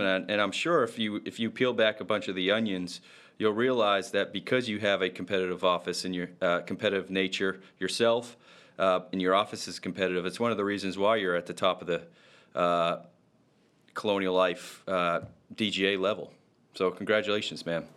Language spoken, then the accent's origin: English; Rumford, Maine, United States; moved away; go home to my hometown in Rumford